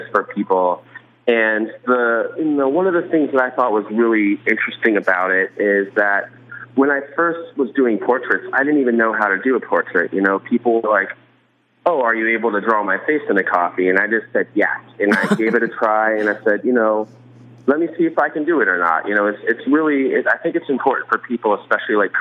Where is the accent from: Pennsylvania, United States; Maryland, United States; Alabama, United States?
Maryland, United States; moved away as an adult; also born or lived in New York; when I first moved to New York, I'm originally from Maryland